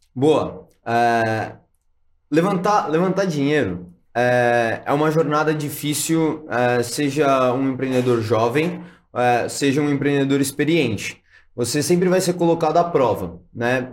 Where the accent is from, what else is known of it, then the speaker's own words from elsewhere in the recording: Santos, São Paulo, Brazil; now in São Paulo, Brazil; eu vim de Santos, ah, sou nascido e criado em, né, ah, em Santos, litoral de São Paulo.